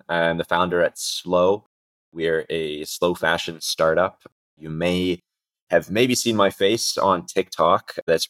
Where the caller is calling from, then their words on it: Istanbul, Turkey; I am calling in today from Istanbul in Turkey.